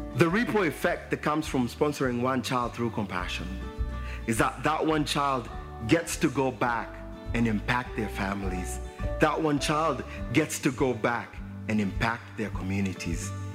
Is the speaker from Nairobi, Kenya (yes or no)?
yes; Nairobi, Kenya; I was born in Nairobi, Kenya